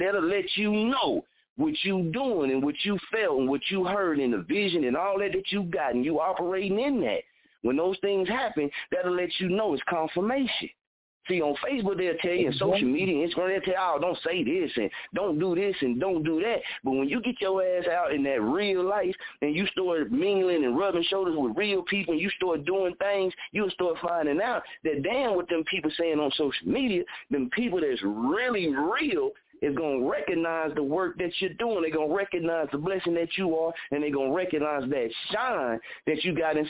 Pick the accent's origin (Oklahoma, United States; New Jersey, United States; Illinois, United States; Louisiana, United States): Oklahoma, United States; Muskogee; this is my hometown